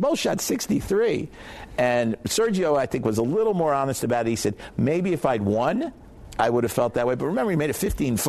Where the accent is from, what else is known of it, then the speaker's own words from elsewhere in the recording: United States; I'm an American